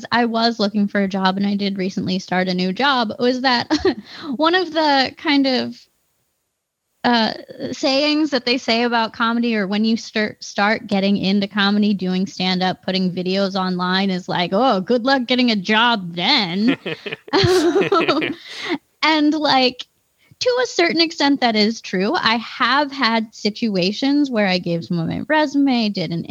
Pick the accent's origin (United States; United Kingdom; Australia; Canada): United States; East Coast; also born or lived in Philadelphia; now in Wisconsin, United States; I'm from the East Coast, mm-hmm, and it was a huge shock when I moved here, because like, when I lived in Philadelphia